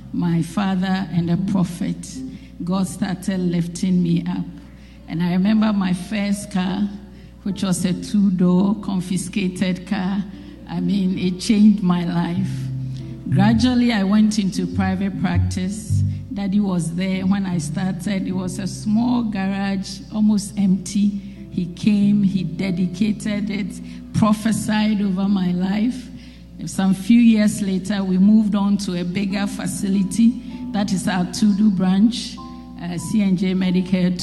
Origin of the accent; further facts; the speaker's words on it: Ghana; moved away as an adult; also born or lived in Europe; I came home to Ghana in March